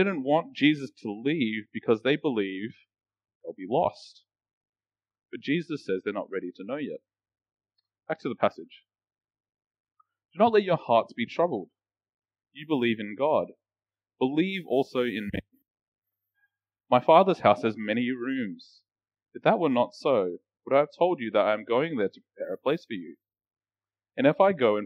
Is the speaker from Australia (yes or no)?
yes; Australia; I grew up in Australia